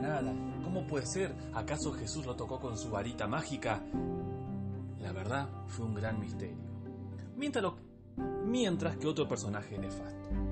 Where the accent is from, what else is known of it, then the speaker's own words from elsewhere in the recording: Argentina; somos argentinos